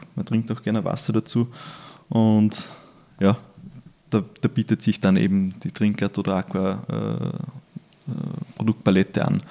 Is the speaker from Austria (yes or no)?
yes; Upper Austria, Austria; moved away; Ich bin ja ursprünglich Oberösterreicher